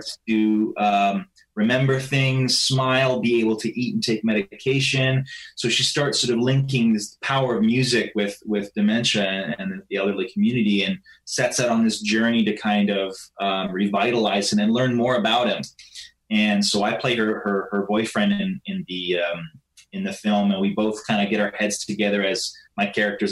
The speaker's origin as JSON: {"language": "English", "country": "Canada", "said": "I'm Canadian"}